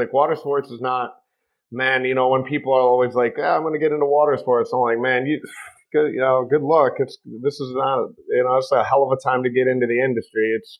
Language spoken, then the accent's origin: English; Detroit, Michigan, United States; moved away; also born or lived in Florida Keys; I'm from Detroit. We don't have nothing.